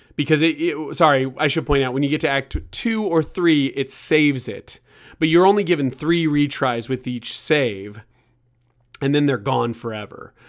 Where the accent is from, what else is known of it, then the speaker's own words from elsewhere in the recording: Kansas City, United States; moved away; I was from Kansas City